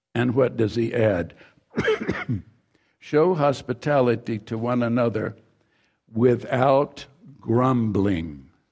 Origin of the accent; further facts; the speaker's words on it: Mississippi, United States; the home in which I grew up in Mississippi, further down Mississippi